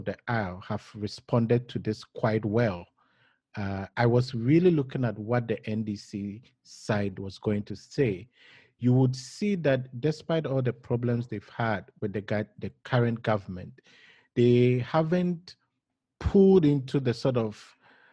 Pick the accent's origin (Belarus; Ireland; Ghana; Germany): Ghana; as a Ghanaian